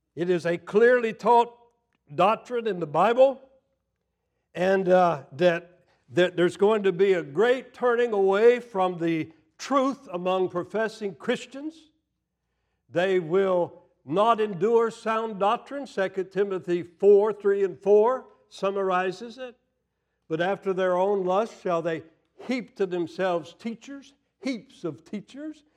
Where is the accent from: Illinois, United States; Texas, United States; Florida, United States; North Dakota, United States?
Florida, United States; moved away; also born or lived in Tennessee; I grew up in Florida, and I grew up in the South, was educated in the South, in Tennessee